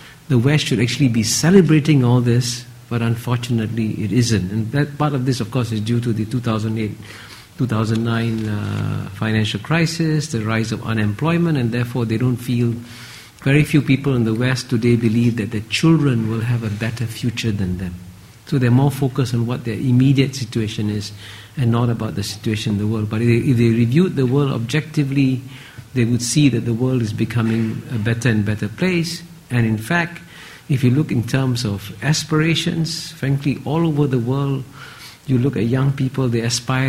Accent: Singapore; when I grew up in Singapore in the 1950s, our per capita income was the same as Ghana's, and I came from a poor family in a poor Singapore

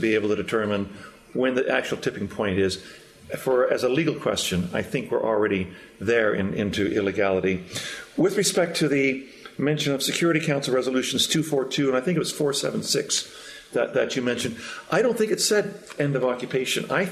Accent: Canada; I come from Canada

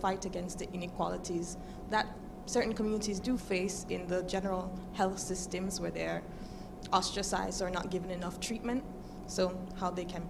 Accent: Jamaica; moved away as an adult; I am a Jamaican student.

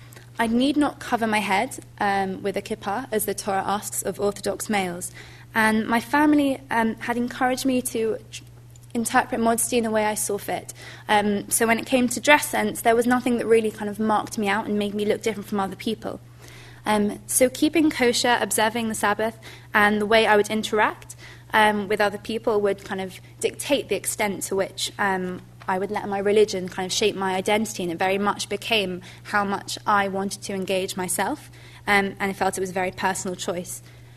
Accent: London, United Kingdom; I've been brought up as an Orthodox Jew. I'm observant, and I come from a very kind of Jewish part of Northwest London, so I'm very much involved in the community.

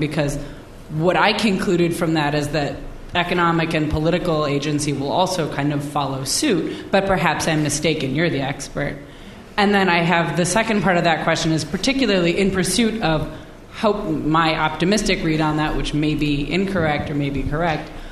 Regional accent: United States; I'm American

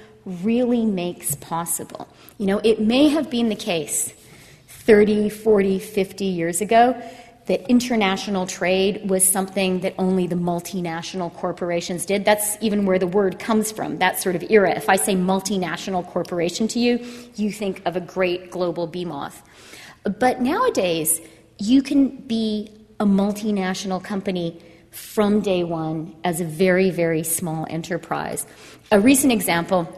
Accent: Canada; first language Ukrainian; I was born in Canada, but I grew up speaking Ukrainian.

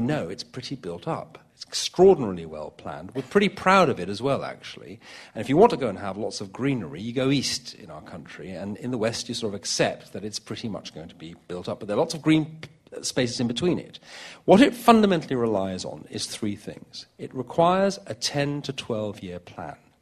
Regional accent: London, United Kingdom; I hail from London.

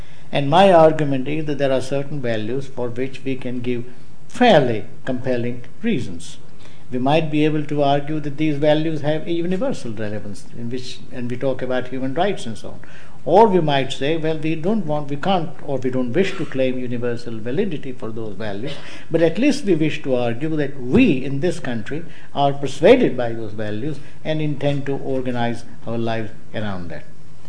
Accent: United Kingdom; I'm British, but at the same time, the Britishness is so capacious as to include the Scots, the Welsh, the Indians, the Hindus and Muslims and so on.

